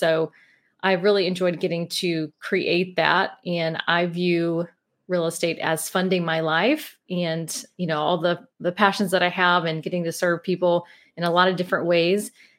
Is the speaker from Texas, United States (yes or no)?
no; Mobile, Alabama, United States; accent: Southern; Yeah, I'm from Mobile, Alabama. So, and a lot of people don't believe that because they don't have a strong Southern accent, but it comes out at times. So yeah, we born and raised in Mobile, my husband as well.